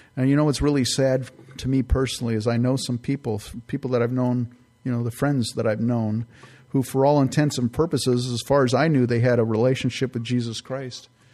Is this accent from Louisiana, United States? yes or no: no; California, United States; moved away; also born or lived in San Francisco Bay Area; I grew up in California